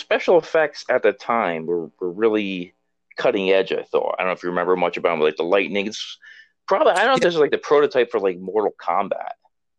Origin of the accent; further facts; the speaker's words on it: Hamden, Connecticut, United States; I grew up in Hampden, Connecticut